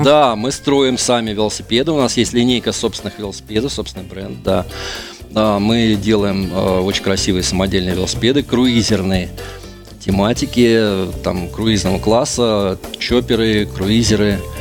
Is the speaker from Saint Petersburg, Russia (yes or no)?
yes; Saint Petersburg, Russia; Мы петербуржцы.